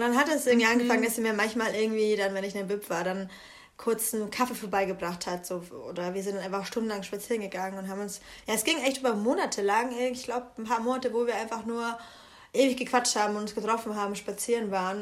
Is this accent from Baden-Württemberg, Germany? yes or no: no; Bamberg, Bavaria, Germany; moved away; da wo ich herkomme, ist es halt ein Dorf. Bamberg ist eine 70.000 Einwohnerstadt.